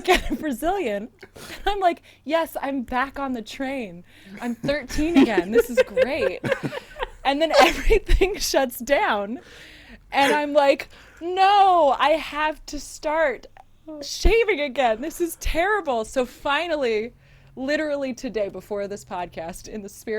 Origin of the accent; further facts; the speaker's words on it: San Diego, California, United States; also born or lived in Okinawa, Japan / Oceanside, California; I was born in Okinawa, Japan. My dad was in the military. He was in the Marine Corps. And then eventually we moved to Southern California. So I actually spent most of my life, I grew up in San Diego